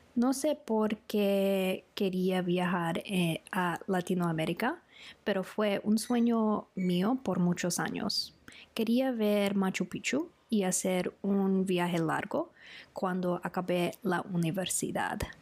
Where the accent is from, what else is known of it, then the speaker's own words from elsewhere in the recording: Australia; Spanish is a second language; soy de Australia y vivo en Melbourne